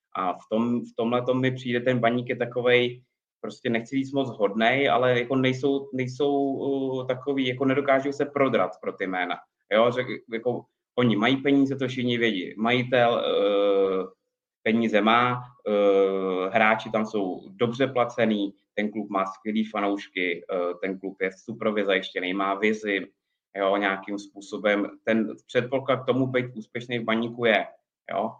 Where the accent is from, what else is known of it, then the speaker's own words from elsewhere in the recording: Prague, Czechia; also born or lived in Ostrava; jsem rodilej Pražák